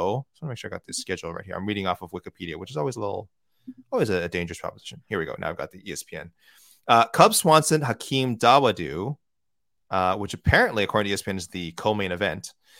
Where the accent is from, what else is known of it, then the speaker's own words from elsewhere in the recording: Edmonton, Alberta, Canada; And I'm from Edmonton, so it hurts to say this.